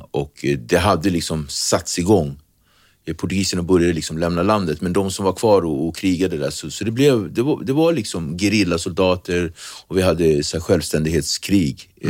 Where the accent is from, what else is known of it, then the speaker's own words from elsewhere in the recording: Praia, Cape Verde; now in Sweden; Så att, då har vi alltså flugit från Santiago, där jag kommer från, Praia, till, eh, till eh, Sal.